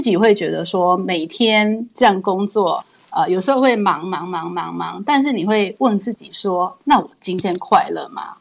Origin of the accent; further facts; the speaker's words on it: Taiwan; 我自己是台湾 土生土长的台湾人，我是没嗯。有出国念书，好，我一嗯。直到大学 M B A 我都是在台湾念